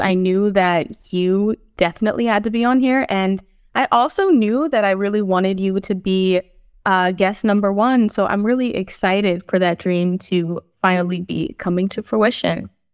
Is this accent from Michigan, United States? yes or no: no; Philadelphia, Pennsylvania, United States; I was born on Lenape, Hokien, in Philadelphia